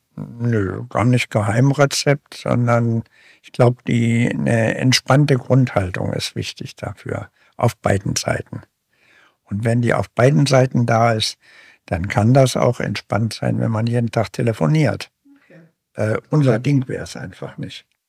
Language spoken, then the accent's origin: German; Braunschweig, Lower Saxony, Germany; moved away as an adult; also born or lived in Leipzig / Berlin; now in Bremen, Germany; dann in Braunschweig zur Schule gegangen und Studium gemacht